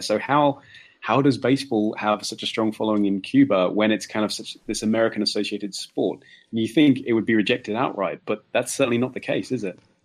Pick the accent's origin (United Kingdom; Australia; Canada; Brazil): United Kingdom; England; being an Englishman